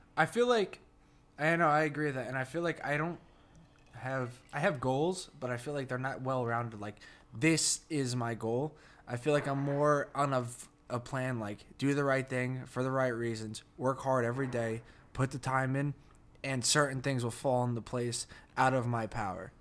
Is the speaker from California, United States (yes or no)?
no; New Jersey, United States; accent: Jersey; moved away as an adult; my Jersey accent